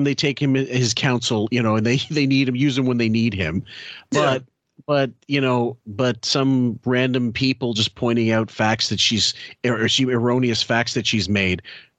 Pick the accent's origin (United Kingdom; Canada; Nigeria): Canada; As a Canadian, I can definitely say that Ivan Reitman is not our biggest star.